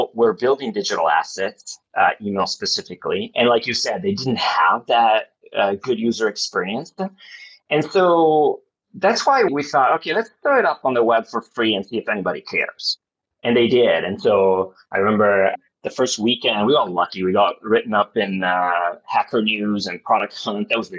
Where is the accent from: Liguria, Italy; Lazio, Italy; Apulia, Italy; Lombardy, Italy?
Lombardy, Italy; Milan; also born or lived in Los Angeles, United States; I grew up in Italy, in Milan